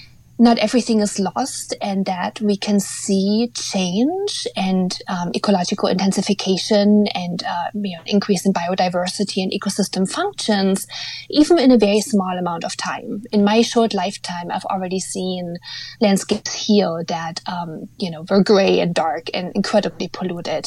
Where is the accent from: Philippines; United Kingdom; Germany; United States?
Germany; Eastern Germany, East Germany; now in North America; I was raised in Eastern Germany, so I think I can officially say that the country I was born in no longer exists